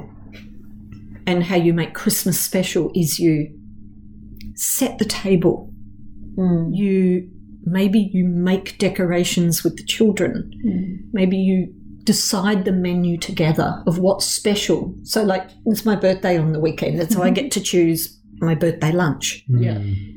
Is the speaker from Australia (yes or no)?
yes; Perth, Western Australia, Australia; growing up in Perth